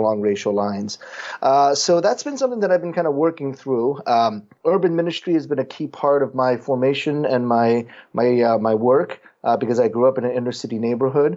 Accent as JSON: {"language": "English", "country": "South Korea", "tie": "born or raised there", "moved": "yes", "lives_now": "United States", "said": "I was born in Korea"}